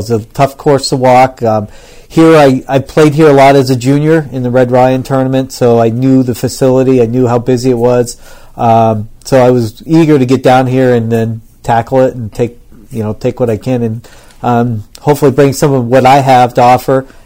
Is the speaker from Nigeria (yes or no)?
no; Lebanon; moved away; also born or lived in Florida; originally I grew up in Lebanon, and then um, from there, as a junior golfer, I kind of wanted to play a little bit